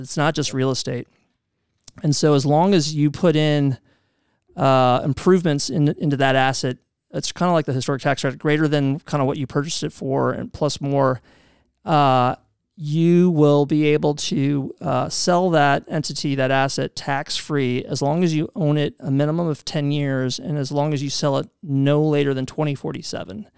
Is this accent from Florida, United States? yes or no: no; Louisville, Kentucky, United States; moved away as an adult; also born or lived in New York City; I'm from Louisville